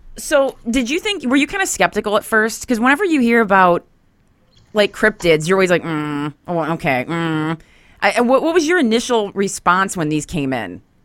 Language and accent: English; Grand Haven, Michigan, United States; from Grand Haven, um, on the Michigan side of things